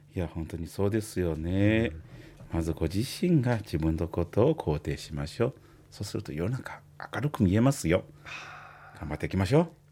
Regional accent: China; Japanese is a second language; moved away as an adult; also born or lived in Osaka, Japan; now in Japan; 私のふるさとと私の妻のふるさとはまあ離れて2,000キロ以上

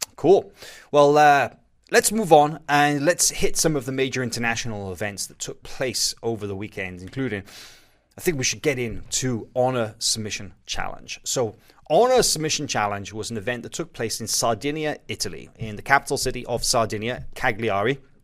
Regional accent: Wales, United Kingdom; I'm from Wales.

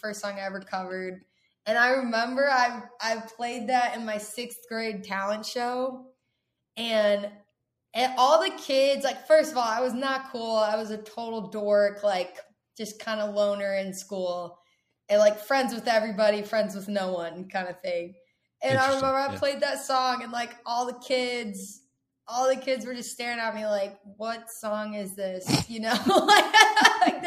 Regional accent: Texas, United States; also born or lived in San Antonio, Texas / Dallas, Texas; now in Nashville, United States; I was born in San Antonio, Texas. And then my family, we all moved to Dallas when I was like 8 or 9. So growing up in Texas

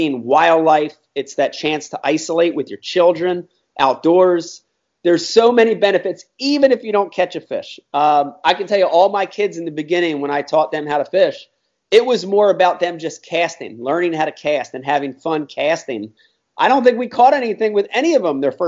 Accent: Philadelphia, Pennsylvania, United States; now in New Jersey, United States; I grew up in Philadelphia, then moved over on the Jersey side

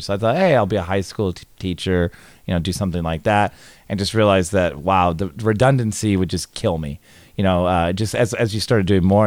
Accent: California, United States; also born or lived in Tallahassee, Florida; I grew up in California

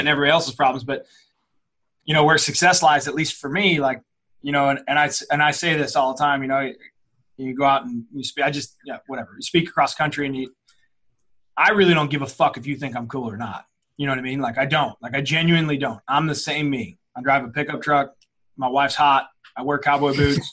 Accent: St. Louis, Missouri, United States; I'm from South County. I'm from a, you know, it's a very blue collar area here in St. Louis

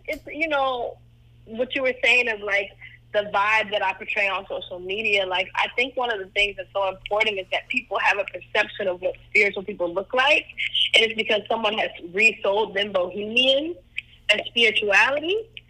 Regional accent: Cleveland, Ohio, United States; I'm from Cleveland, Ohio. My family is like a whole lot of black folks from the Midwest after the Great Migration.

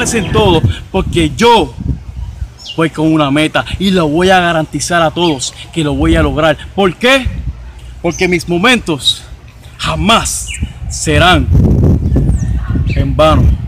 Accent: Caguas, Puerto Rico; yo soy de Cagua también

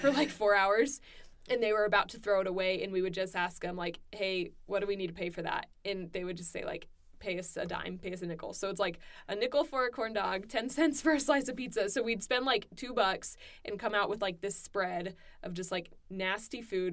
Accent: Southern California, United States; moved away as an adult; also born or lived in Arkansas; I'm from California

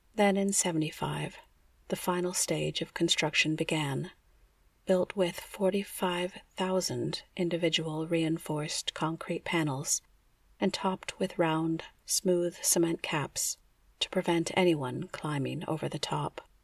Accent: United States; As an American who loves to travel

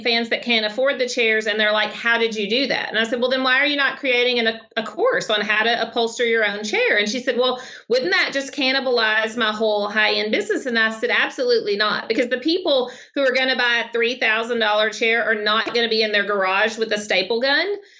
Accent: Arkansas, United States; accent: Southern; So I'm from Arkansas.

